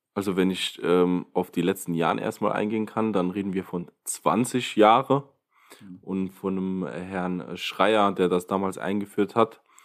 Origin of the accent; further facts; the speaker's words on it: Ottweiler, Saarland, Germany; Ottweiler. Das ist eine sehr, sehr alte Stadt